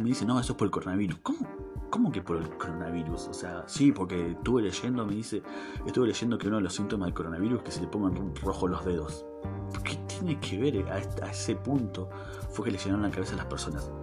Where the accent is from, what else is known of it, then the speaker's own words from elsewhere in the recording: Argentina; me vengo para Argentina, así que es mi país, de donde soy.